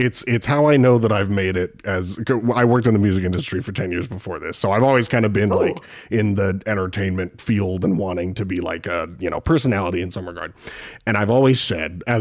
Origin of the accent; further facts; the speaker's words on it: Spokane, Washington, United States; I am from Spokane, unfortunately the boring side of Washington, but I am from Washington